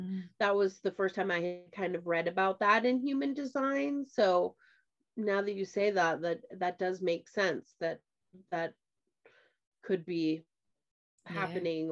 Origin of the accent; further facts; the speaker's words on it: Midwest, United States; I grew up in the Midwest